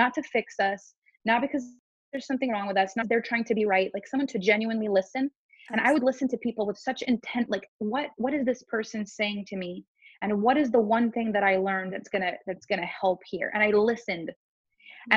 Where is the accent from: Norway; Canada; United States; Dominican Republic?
Canada; first language French; English is a second language; I'm French Canadian. So my first language is actually French.